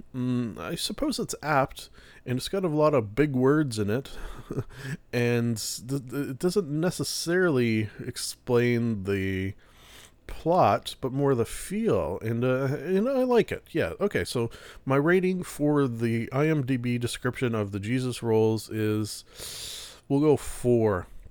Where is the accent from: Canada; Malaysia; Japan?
Canada; we're Canadian